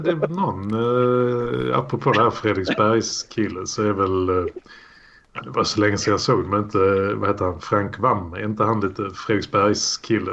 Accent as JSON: {"language": "Swedish", "town": "Malmö", "region": "Skåne", "country": "Sweden", "tie": "born or raised there", "said": "uppväxt i krokarna där mina första år på Ribersborg"}